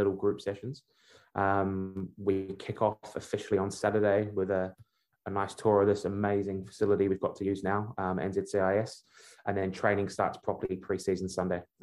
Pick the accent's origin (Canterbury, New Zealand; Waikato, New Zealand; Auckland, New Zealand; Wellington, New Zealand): Wellington, New Zealand; also born or lived in Birmingham, England; Although I was born in England, I grew up in Wellington. So I'm a Wellington boy